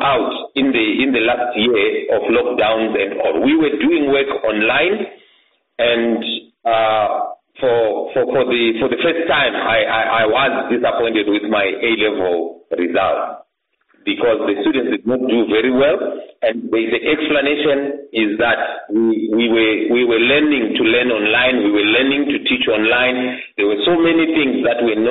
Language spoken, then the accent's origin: English; Mwenezi district, Masvingo, Zimbabwe; moved away as an adult; now in Bulawayo, Zimbabwe; I was born in Mweneze district of Mashingo in 1976, and I was educated in my primary school and my secondary school in that district